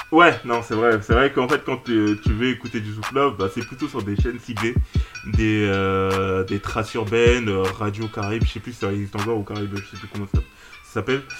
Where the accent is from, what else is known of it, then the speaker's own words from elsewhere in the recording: France; ouais, je suis français.